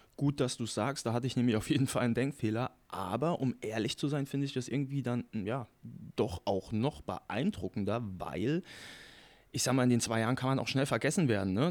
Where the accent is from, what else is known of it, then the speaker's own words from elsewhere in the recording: Saarland, Germany; als Saarländer